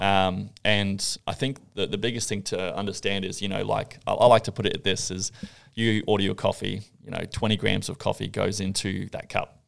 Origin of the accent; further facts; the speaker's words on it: Gold Coast, Queensland, Australia; born and bred on the Gold Coast